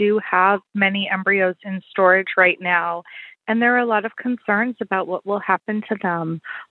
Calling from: Boston, Massachusetts, United States; I am calling from Boston.

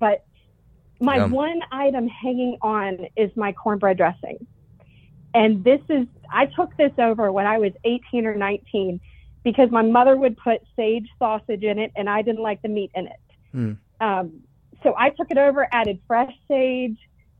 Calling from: Kennesaw, Georgia, United States; Kennesaw, Georgia, just outside of Atlanta.

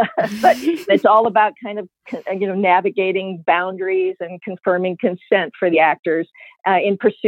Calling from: Santa Fe, New Mexico, United States; I'm calling from Santa Fe, New Mexico.

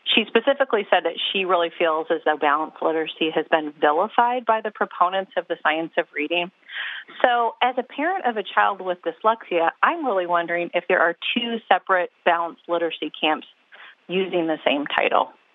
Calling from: Dublin, Ohio, United States; I'm calling from Dublin, Ohio

